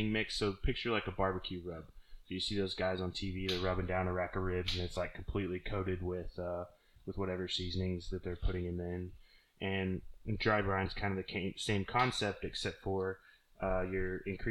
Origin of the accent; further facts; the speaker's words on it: Oklahoma, United States; now in Key West, United States; Growing up in Oklahoma